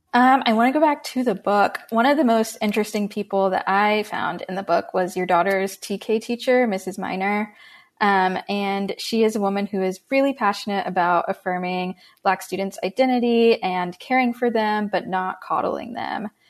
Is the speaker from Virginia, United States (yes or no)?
no; Tampa, Florida, United States; now in California, United States; I grew up in Tampa, Florida